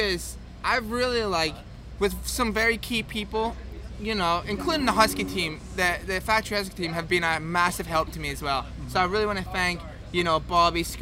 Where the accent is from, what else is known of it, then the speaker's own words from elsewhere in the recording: Scotland, United Kingdom; as Scottish people, we've got thick skin